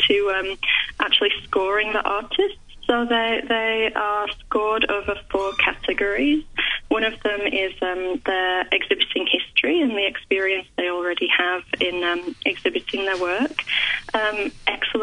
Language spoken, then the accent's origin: English; Yorkshire and the Humber, United Kingdom; moved away as an adult; now in Melbourne, Australia; I'm originally from West Yorkshire, but I've been in Melbourne about 15 years